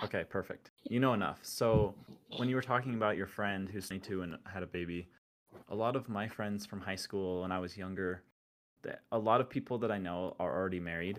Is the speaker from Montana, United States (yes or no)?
no; Utah, United States; I'm from Utah